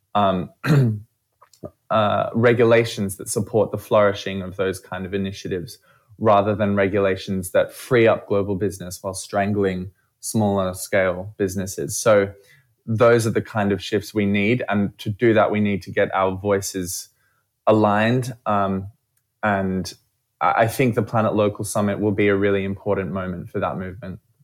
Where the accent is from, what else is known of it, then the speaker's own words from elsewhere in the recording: Australia; I'm from Australia, as you might hear